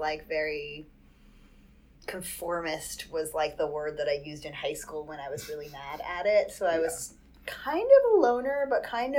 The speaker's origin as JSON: {"language": "English", "town": "Jericho", "region": "New York", "country": "United States", "tie": "born or raised there", "also_born_or_lived": "Minnesota", "lives_now": "New York, United States", "said": "My mom is from Brooklyn, my dad is from Queens, and I was raised on Long Island."}